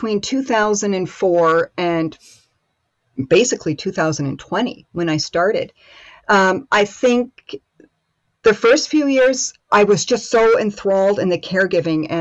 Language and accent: English; Rochester, New York, United States; now in Germany; I grew up in upstate New York. So just outside of Rochester.